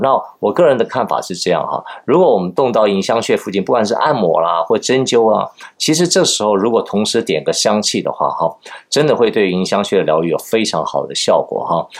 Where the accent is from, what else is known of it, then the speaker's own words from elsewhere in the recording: Taiwan; 我们台湾人叫这个小 小鲜肉啊